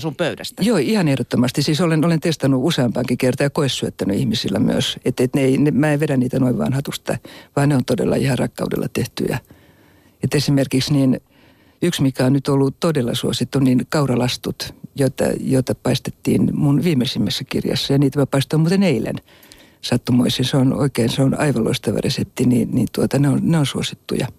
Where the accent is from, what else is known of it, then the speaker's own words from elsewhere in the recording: Helsinki, Uusimaa, Finland; also born or lived in Kokkola / Abu Dhabi; mä olin alle kaksivuotias, kun muutettiin Helsinkiin. Ja mut on jopa virallisesti valittu Stadin Friiduksi